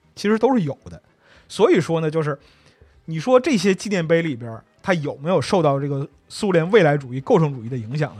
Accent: China; 我们中国人

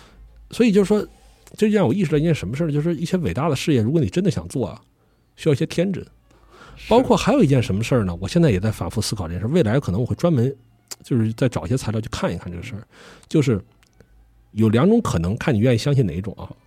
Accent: Haidian, Beijing, China; 作为一个这个从小在海淀长大的人吧，

